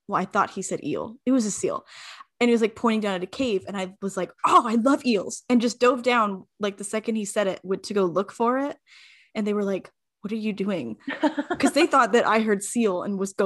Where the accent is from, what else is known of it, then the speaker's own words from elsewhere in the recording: Arizona, United States; moved away as an adult; now in Canada; I'm from Arizona